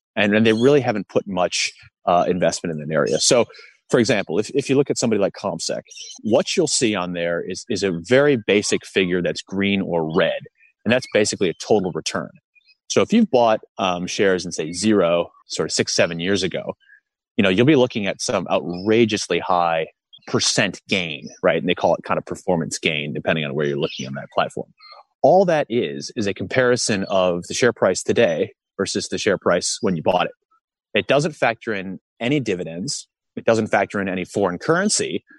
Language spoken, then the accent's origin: English; United States; moved away as an adult; now in Australia; I'm an American um, li- li- have been living in Australia for years